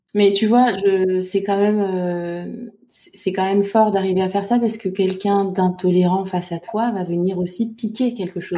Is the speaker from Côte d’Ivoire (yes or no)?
yes; Côte d’Ivoire; now in France; je suis née en Côte d'Ivoire, donc je suis femme noire